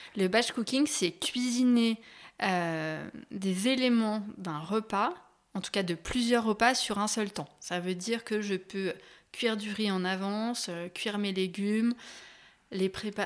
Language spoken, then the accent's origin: French; Annecy, Auvergne-Rhône-Alpes, France; grandi donc à Annecy, euh, je vis encore ici